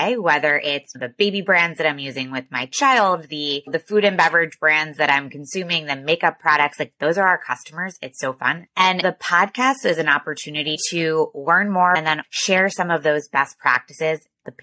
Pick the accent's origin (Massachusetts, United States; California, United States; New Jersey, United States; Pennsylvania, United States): New Jersey, United States; outside of Philadelphia; I am from New Jersey, outside of Philadelphia, went to Georgetown undergrad